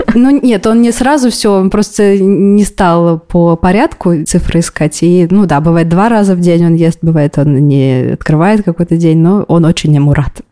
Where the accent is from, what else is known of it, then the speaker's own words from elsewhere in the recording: Kazan, Tatarstan, Russia; moved away as an adult; now in Israel; мне 29 лет, а 28 новых годов я отмечала в Казани со всей семьей